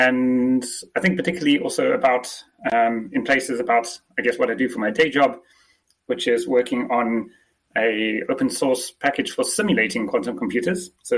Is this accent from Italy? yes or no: no; South Africa; accent: mix of English and South African; I'm actually South African, but okay. I've never really had the traditional South African accent. I've had some strange mishmash of an English accent and the South African one.